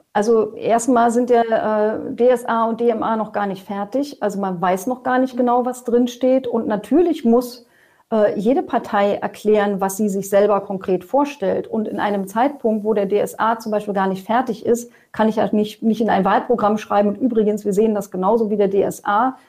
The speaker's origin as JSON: {"language": "German", "country": "Germany", "said": "bei uns in Deutschland"}